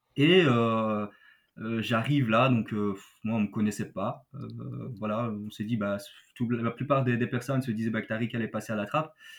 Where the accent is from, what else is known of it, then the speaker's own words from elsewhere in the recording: Belgium; Chez nous, en Belgique